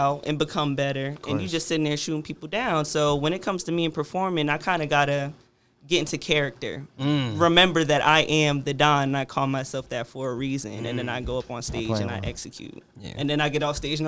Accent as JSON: {"language": "English", "region": "New Jersey", "country": "United States", "moved": "yes", "lives_now": "Richmond, United States", "said": "I'm from Jersey, so when I first came down here to Richmond"}